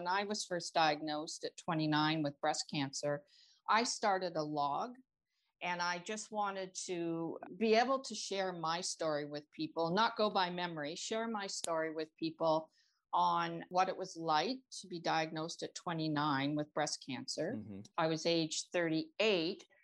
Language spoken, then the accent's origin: English; Toronto, Ontario, Canada; I am from Toronto, Ontario, Canada